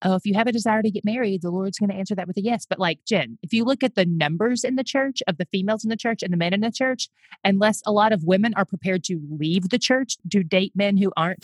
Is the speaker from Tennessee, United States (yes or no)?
yes; Greeneville, Tennessee, United States; moved away; I am born and raised in East Tennessee in a little town there called Greenville.